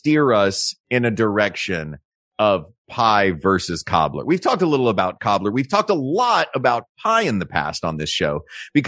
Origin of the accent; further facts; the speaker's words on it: Tennessee, United States; Growing up in Tennessee, we grew up on a lot of cobblers